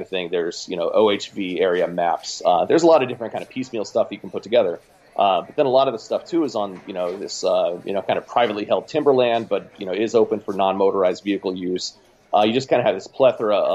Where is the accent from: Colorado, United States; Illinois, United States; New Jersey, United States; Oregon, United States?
Oregon, United States; Oregon City; Oregon City, Oregon, which is outside of Portland